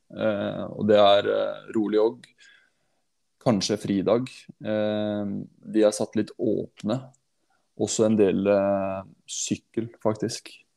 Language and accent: Norwegian; Hallingdal, Buskerud, Norway; moved away; jeg er en hallingdøl som har rota seg ned til byen